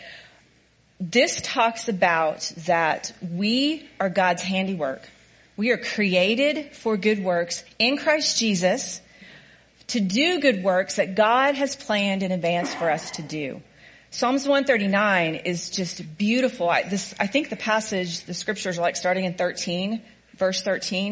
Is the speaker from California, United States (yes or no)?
no; Oklahoma, United States; I'm a hick from Oklahoma